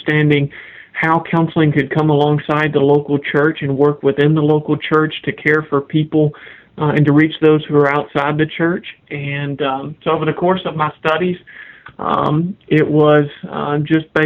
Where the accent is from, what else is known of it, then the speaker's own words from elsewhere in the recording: Kentucky, United States; moved away as an adult; also born or lived in Jackson, Tennessee / Wake Forest, North Carolina / Augusta, Georgia; now in Raleigh-Durham, United States; I grew up in Kentucky